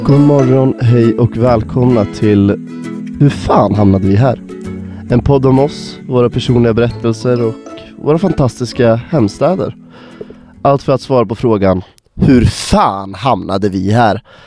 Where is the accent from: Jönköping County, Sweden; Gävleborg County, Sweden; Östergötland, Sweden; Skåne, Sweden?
Gävleborg County, Sweden; Gävle; now in Umeå, Sweden; jag kommer från Gävle